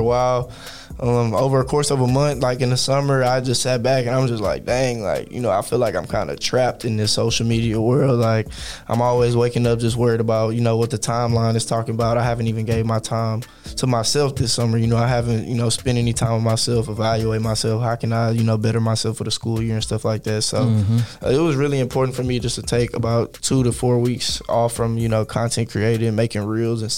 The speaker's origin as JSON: {"language": "English", "town": "Houston", "region": "Texas", "country": "United States", "tie": "born or raised there", "also_born_or_lived": "Dallas", "said": "growing up in Houston was pretty fun for me. I had a pretty good childhood"}